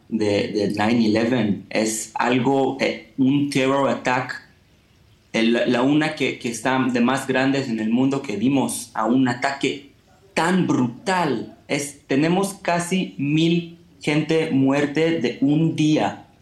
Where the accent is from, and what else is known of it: Israel; Spanish is a second language